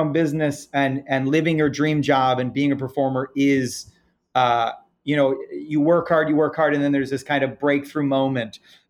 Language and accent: English; Ireland; I'm Irish, so I'm an eternal optimist